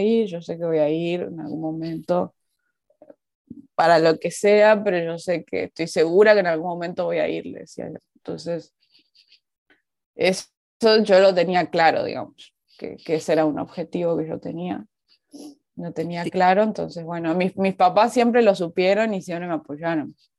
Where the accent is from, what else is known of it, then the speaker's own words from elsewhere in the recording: Resistencia, Chaco, Argentina; accent: mixed Resistencia/Buenos Aires; moved away as an adult; also born or lived in Buenos Aires, Argentina; now in Seoul, South Korea; Yo nací en Resistencia, que es una ciudad pequeña, es, la capital de una provincia, de la provincia del Chaco